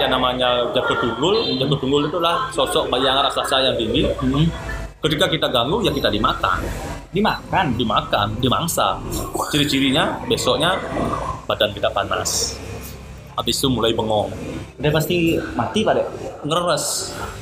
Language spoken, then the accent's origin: Indonesian; Sanur, Bali, Indonesia; saya sebagai one lokal asli Lemali Sandor